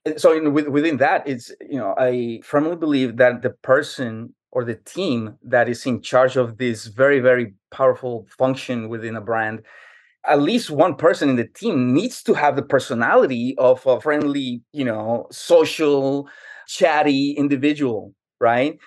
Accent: New York City, New York, United States; now in Jacksonville, United States; I grew up in New York City, and for 15 years, I endured the brutal winter cold of New York.

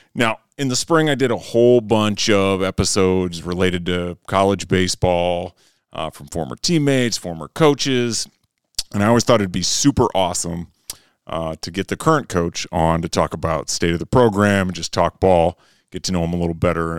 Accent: Fairmont, Minnesota, United States; I grew up in Fairmont, Minnesota

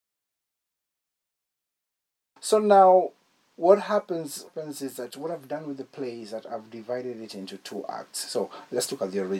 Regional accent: Nairobi, Kenya; I'm from Nairobi

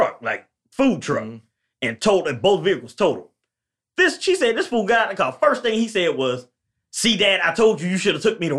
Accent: Tampa, Florida, United States; I'm from Tampa

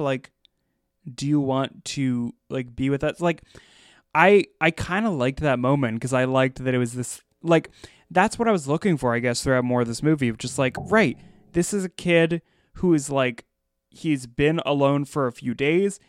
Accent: Pennsylvania, United States; I grew up in Pennsylvania

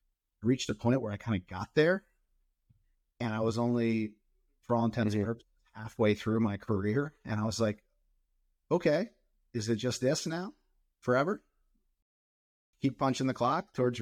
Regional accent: outside of Philadelphia, New Jersey, United States; moved away as an adult; now in West Coast, United States; I grew up in New Jersey, outside of Philadelphia area

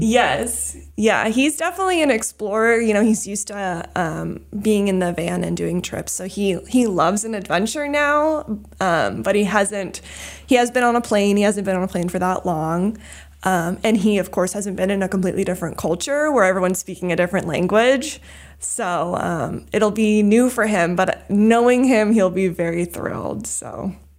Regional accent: New England, United States; also born or lived in California; when my brother and I were fairly young, my parents had this dream of moving to New England, and so that's kinda how we ended up here

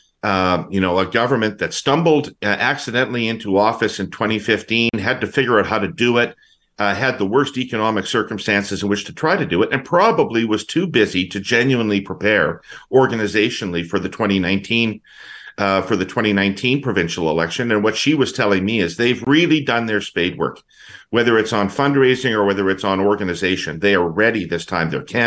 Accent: Saskatchewan, Canada; moved away; I grew up in Saskatchewan in the days of the National Energy Program

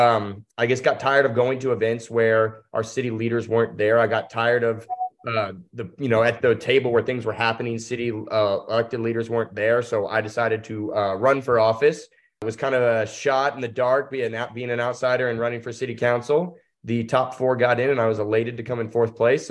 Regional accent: Louisville, Kentucky, United States; moved away as an adult; now in Hazard, United States; I grew up in Louisville, Kentucky.

